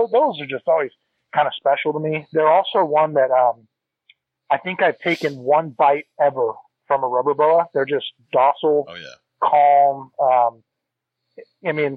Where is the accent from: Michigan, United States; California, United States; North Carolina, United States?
California, United States; Northern; also born or lived in Texas; we moved to Northern California, where my mom was from